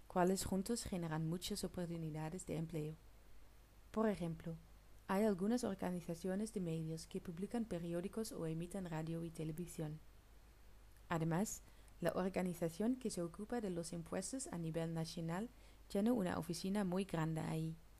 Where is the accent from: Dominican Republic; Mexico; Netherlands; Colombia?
Netherlands; Spanish is a second language; moved away as an adult; now in Murcia, Spain; soy una chica holandesa